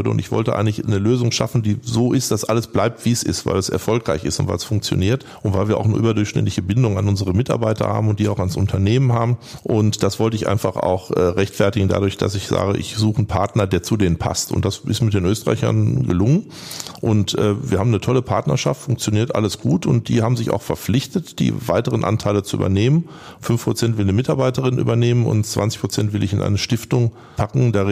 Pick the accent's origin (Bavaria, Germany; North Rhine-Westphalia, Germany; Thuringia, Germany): North Rhine-Westphalia, Germany; Und habe ich immer von meiner Heimat, vom Ruhrgebiet erzählt